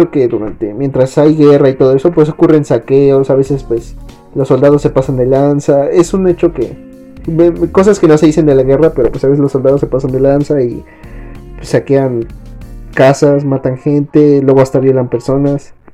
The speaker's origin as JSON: {"language": "Spanish", "region": "State of Mexico", "country": "Mexico", "said": "somos del Estado de México, pegados a la ciudad."}